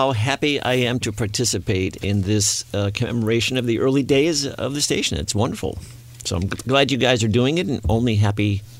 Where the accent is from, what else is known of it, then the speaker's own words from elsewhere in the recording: Boston, Massachusetts, United States; moved away as an adult; I was born and raised in Boston